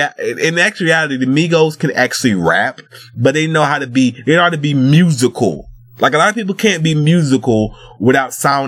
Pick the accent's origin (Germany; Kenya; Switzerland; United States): United States; the South; I'm Southern. Because I'm from the South